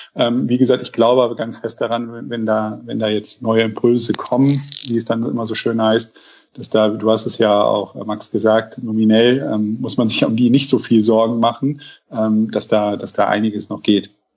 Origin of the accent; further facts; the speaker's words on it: Rhineland, Germany; als Rheinländer